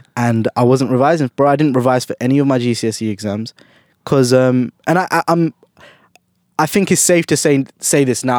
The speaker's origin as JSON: {"language": "English", "region": "London", "country": "United Kingdom", "tie": "born or raised there", "said": "I was born and bred in, in London, in U K"}